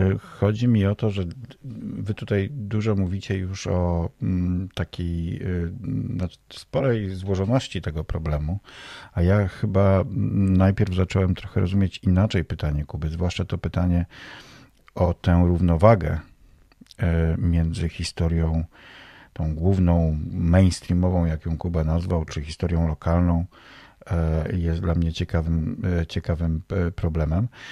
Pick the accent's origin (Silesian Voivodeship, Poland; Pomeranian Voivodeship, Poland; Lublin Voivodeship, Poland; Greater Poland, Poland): Pomeranian Voivodeship, Poland; Staropole; moved away as an adult; now in Warsaw, Poland; w mojej rodzinnej, e, wsi w Staropole pod Malborkiem